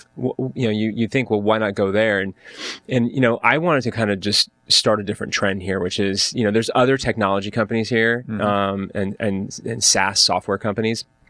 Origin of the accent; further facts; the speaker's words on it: Orange County, California, United States; also born or lived in Atlanta, Georgia / Dana Point / Irvine; So I grew up in Orange County, right? I, I basically I was born in Atlanta. I came out here when I was one